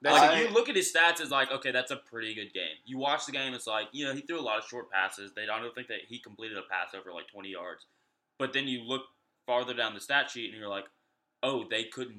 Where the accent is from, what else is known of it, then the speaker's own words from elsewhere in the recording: Nashville, Tennessee, United States; I was born in Nashville, so I'm up there probably.